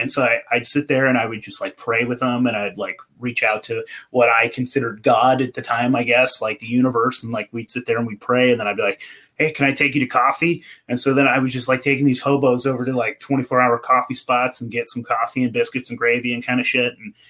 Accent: California, United States; I came from California and then I moved to Portland.

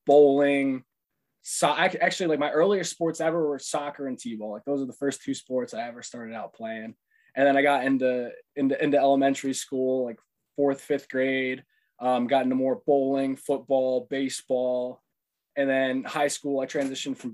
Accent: Susquehanna County, Pennsylvania, United States; moved away as an adult; also born or lived in Ohio; I was born and raised in Susquehanna County, Pennsylvania, the same place you were

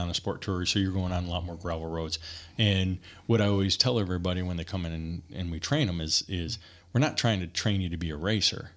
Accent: Bloomingdale, Michigan, United States; moved away; I grew up in Michigan

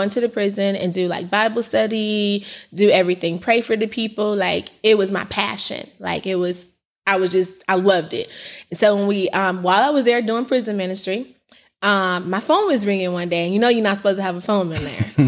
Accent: Indiana, United States; also born or lived in California; when I came back from California to Indiana, um, at eighteen

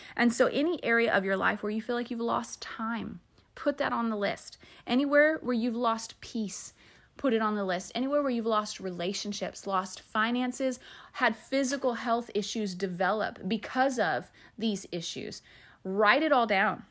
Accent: Phoenix, Arizona, United States; moved away; I'm from Phoenix. And so it all happened in Phoenix, in my hometown, where I graduated from high school

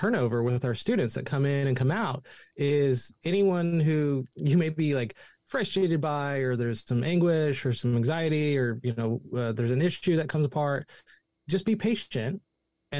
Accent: Chico, California, United States; I grew up here in Chico, California. I wasn't born here, but I grew up here, went to high school here.

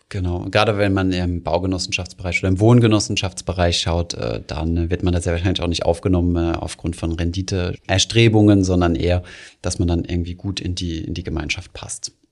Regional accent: Germany; als Deutsche

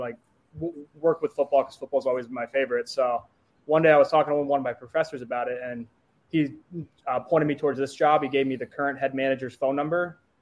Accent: Cedar Rapids, Iowa, United States; also born or lived in Omaha, Nebraska; I'm from Cedar Rapids, but unfortunately, I am from Nebraska. I was born in Omaha, but then moved here when I was two.

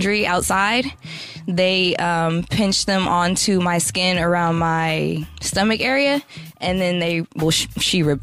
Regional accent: San Francisco, California, United States; I was about 18 years old, and I'm from San Francisco, California

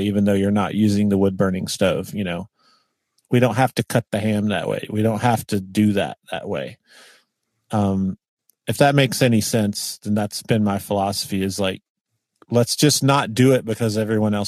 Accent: the South, United States; being from the South

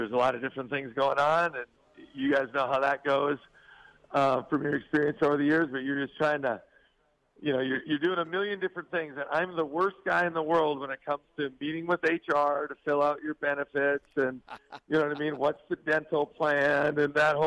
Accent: Stephen, Minnesota, United States; now in Salt Lake City, United States; I grew up in a small town, Stephen, Minnesota

